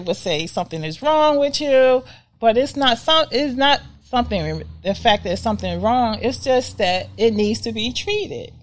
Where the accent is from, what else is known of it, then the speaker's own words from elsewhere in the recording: United States; we as African American people